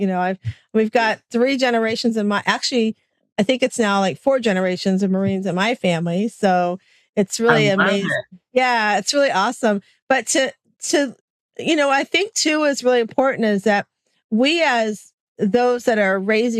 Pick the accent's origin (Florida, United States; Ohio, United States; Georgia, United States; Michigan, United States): Florida, United States; I always tell everybody I'm from Florida. I'm in that wicked stepchild state where we did everything not supposed to do in COVID.